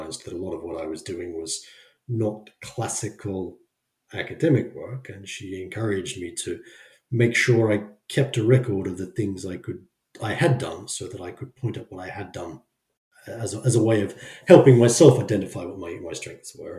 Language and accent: English; Brisbane, Queensland, Australia; moved away as an adult; now in Sweden; growing up in Australia